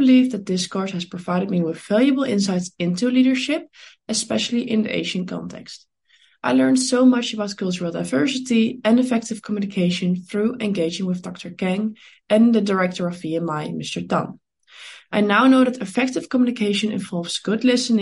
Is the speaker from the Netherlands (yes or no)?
yes; Netherlands; I was born in the Netherlands and over there I'm currently studying international business